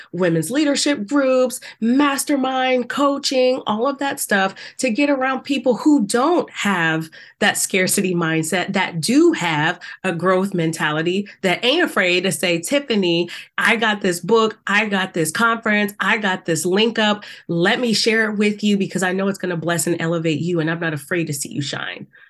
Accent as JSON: {"language": "English", "region": "South Carolina", "country": "United States", "tie": "born or raised there", "said": "I grew up in the South. We know how that was in South Carolina."}